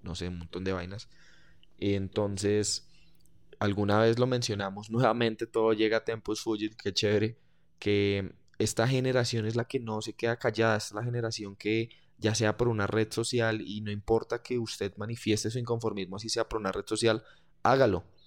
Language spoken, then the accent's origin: Spanish; Colombia; no soy argentino, soy colombiano